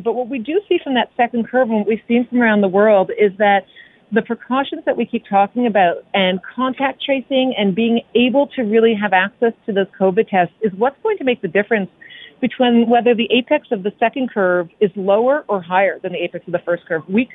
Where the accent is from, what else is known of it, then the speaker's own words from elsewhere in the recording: Canada; we're Canadian.